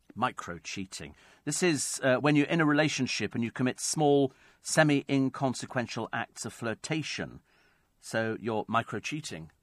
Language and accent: English; Berkshire, South East England, United Kingdom; moved away; lived in Berkshire some years ago, there was a store in my hometown, uh, called Benion's